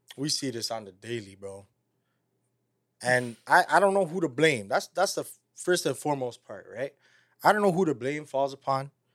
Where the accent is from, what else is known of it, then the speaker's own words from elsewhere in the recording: Toronto, Ontario, Canada; we're from Toronto